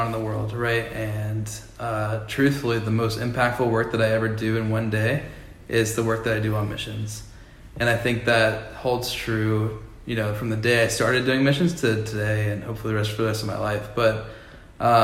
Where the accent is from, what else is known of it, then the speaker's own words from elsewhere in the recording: Atlanta, Georgia, United States; grew up here in Atlanta